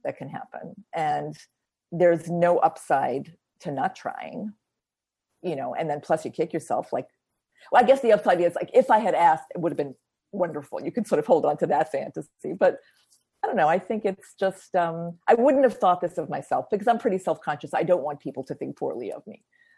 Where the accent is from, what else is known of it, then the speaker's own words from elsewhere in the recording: United States; as an American